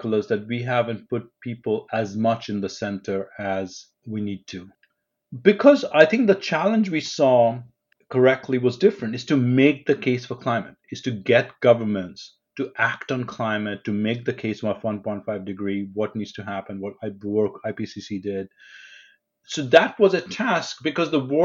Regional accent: New Delhi, Delhi, India; I grew up in New Delhi in India

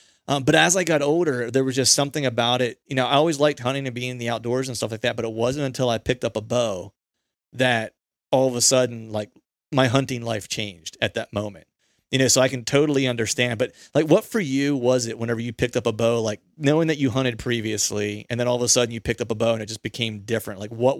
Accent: Pennsylvania, United States; also born or lived in Orlando; I grew up gun hunting. It was very much a rite of passage where I grew up in Pennsylvania. It's PA is a big like heritage hunting sport.

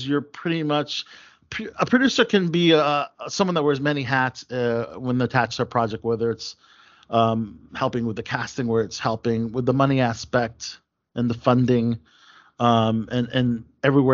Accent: Maryland, United States; Maryland my hometown

